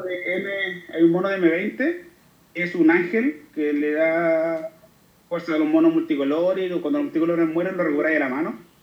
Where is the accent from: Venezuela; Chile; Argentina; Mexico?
Chile; como chileno